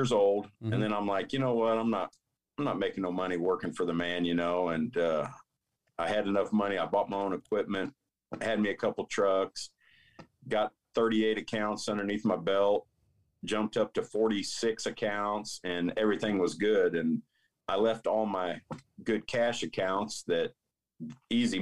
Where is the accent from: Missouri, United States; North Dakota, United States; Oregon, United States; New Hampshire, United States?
Missouri, United States; Parkville; I started off in Parkville, Missouri, where I was born and raised